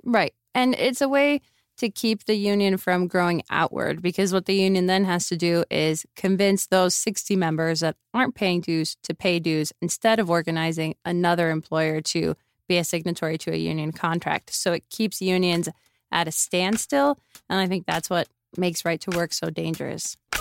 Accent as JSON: {"language": "English", "town": "Miami", "region": "Florida", "country": "United States", "tie": "born or raised there", "also_born_or_lived": "Phoenix / Chicago", "moved": "as an adult", "lives_now": "Las Vegas, United States", "said": "I grew up in Miami."}